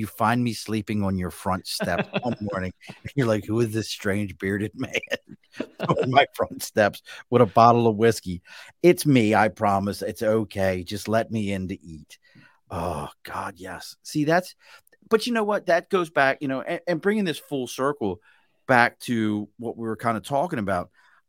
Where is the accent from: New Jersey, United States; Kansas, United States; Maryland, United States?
Maryland, United States; Baltimore; See, I am a fish person, and we grew up in Baltimore.